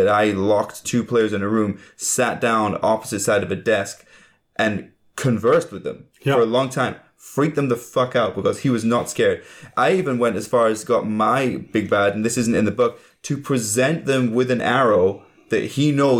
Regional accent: England, United Kingdom; I'm English.

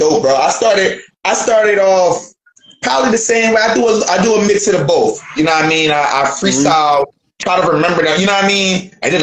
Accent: Philadelphia, Pennsylvania, United States; now in Dayton, United States; I'm from Philly, but right now I'm in Dayton, Ohio

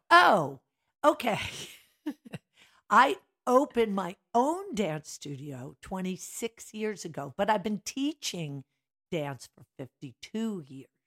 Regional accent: Drexel Hill, Pennsylvania, United States; also born or lived in Philadelphia; I grew up in Drexel Hill, St. Dorothy's Parish

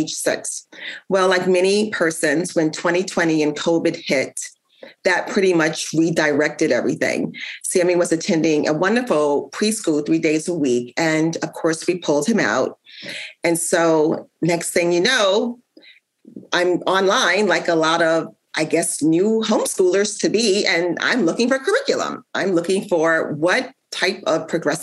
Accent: New York, United States; also born or lived in New Jersey / Ohio; now in Indiana, United States; I grew up in New York, and I also spent time in New Jersey and also Ohio

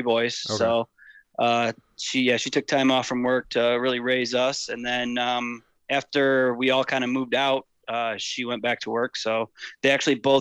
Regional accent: Clarkston, Michigan, United States; Born and raised in Clarkston, started off at North Sash Elementary, moved to Clarkston L in third grade, Clarkston Middle, Clarkston High School

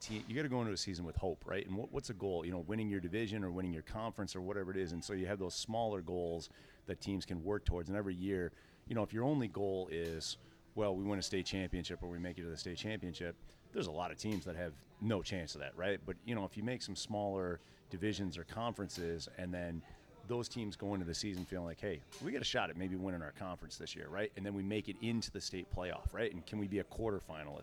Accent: New York, United States; now in New Hampshire, United States; I grew up in New York

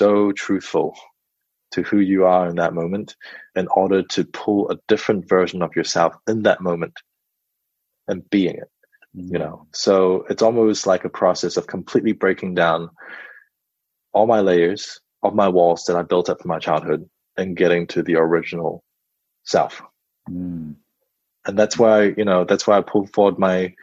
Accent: Auckland, New Zealand; also born or lived in China / Perth, Australia / Sydney, Australia; at the age of 8, I arrived in New Zealand. And I've been raised in Auckland ever since.

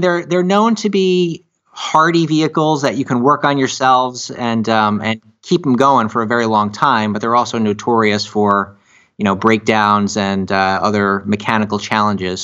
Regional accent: Miami, Florida, United States; we're from Miami

